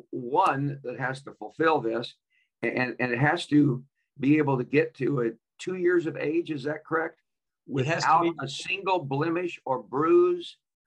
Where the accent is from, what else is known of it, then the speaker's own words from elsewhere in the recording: Kansas, United States; I grew up on the Kansas farm